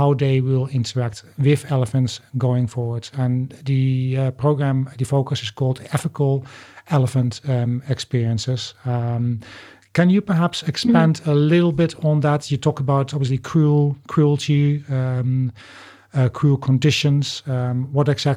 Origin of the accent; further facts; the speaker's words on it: Netherlands; now in United Kingdom; I live in the UK, but my home country is the Netherlands.